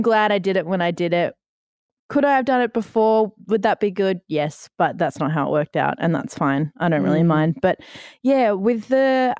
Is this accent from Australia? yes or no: yes; Noosa, Queensland, Australia; also born or lived in Victoria; I was born in Victoria, moved to Noosa when I was 2.